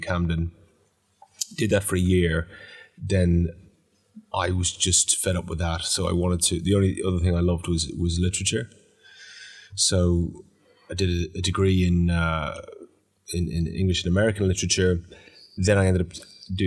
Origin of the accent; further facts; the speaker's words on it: Dublin, Leinster, Ireland; moved away as an adult; now in London, United Kingdom; I was born in Dublin. My mother was from Roscommon, father from Wexford. I grew up in quite a sort of leafy middle-class suburb